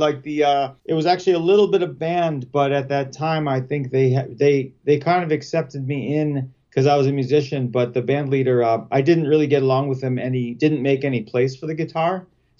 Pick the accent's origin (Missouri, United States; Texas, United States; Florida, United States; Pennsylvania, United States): Pennsylvania, United States; Pittsburgh; also born or lived in Boston / Portland, Oregon / Denver; now in Chicago, United States; Yeah, well, I've been here like 20 years with my wife, but we're both from Pittsburgh originally. You know, we've rambled around, you know, Boston and Portland, Oregon, and Denver and stuff. But yeah, we've been here like 20 years.